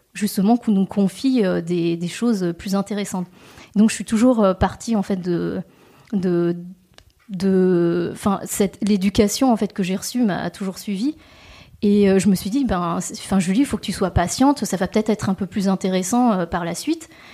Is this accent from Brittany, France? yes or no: yes; Rennes, Brittany, France; also born or lived in Messac; J'ai grandi à Rennes et j'ai fait toutes mes études à Rennes aussi